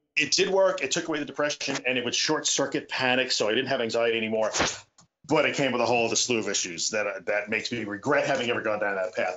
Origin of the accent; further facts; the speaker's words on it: Long Island, New York, United States; also born or lived in Brooklyn / Buffalo; I am a New Yorker. I was born in Brooklyn and I grew up on Long Island, and I've been here most of my life